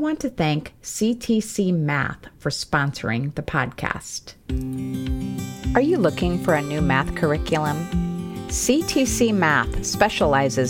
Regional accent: South Dakota, United States; living in the Black Hills of South Dakota, my home state

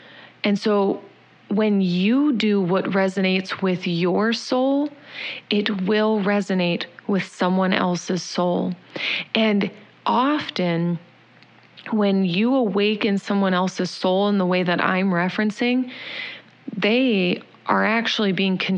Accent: Indiana, United States; moved away; also born or lived in Chicago; I'm from Indiana

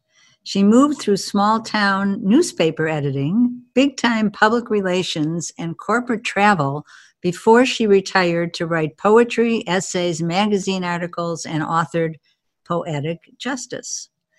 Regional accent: Chicago, Illinois, United States; being from Chicago myself

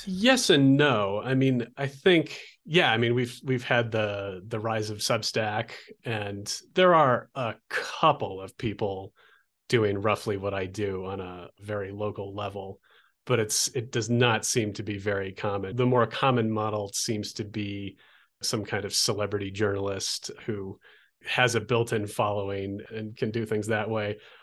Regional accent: Olympia, Washington, United States; moved away as an adult; also born or lived in Oregon coast; now in Albuquerque, United States; a college radio station where I grew up in Olympia, Washington

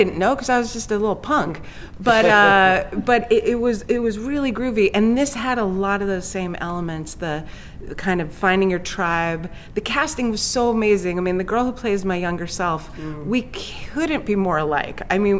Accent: Los Angeles, California, United States; I grew up in Hollywood, California, right in the midst of everything.

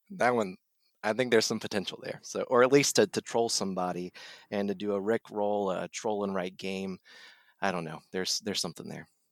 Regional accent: Dayton, Ohio, United States; now in North Carolina, United States; I'm from Ohio, from the Dayton area

